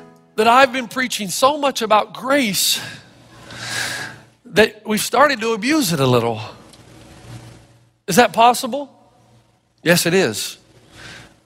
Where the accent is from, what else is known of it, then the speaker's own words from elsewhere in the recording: Elizabethton, Tennessee, United States; moved away; When I was growing up in Elizabethan, Tennessee